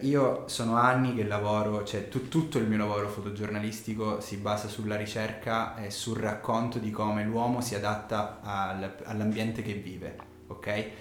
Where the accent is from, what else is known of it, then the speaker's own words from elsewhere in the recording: Sicily, Italy; accent: Sicilian; moved away as an adult; now in Milan, Italy; però io sono siciliano, si sente dall'accento